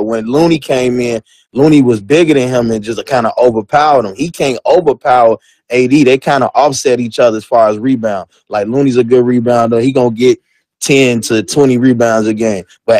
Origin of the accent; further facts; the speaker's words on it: Chicago, Illinois, United States; I'm from Chicago